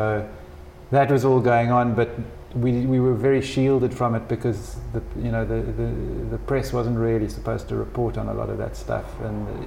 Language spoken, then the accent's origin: English; East London, Eastern Cape, South Africa; born or raised there